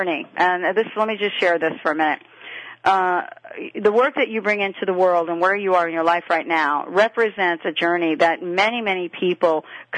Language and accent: English; New York, United States; I grew up in New York